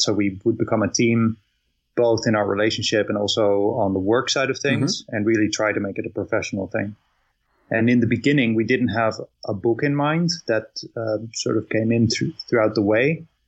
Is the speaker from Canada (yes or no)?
no; Netherlands; I'm, I'm from from Netherlands